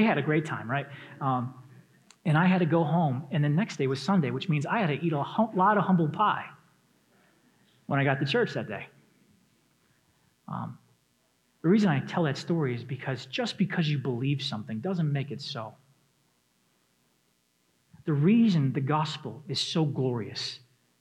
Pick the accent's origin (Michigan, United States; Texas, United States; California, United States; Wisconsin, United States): Michigan, United States; Detroit; moved away; I come from Michigan. I grew up in the Metro Detroit area